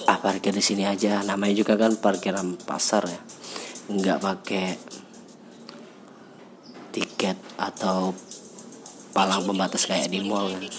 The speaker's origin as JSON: {"language": "Indonesian", "town": "Palembang", "region": "South Sumatra", "country": "Indonesia", "said": "saya adalah seorang mahasiswa di salah satu universitas di kota saya kotanya kota Palembang"}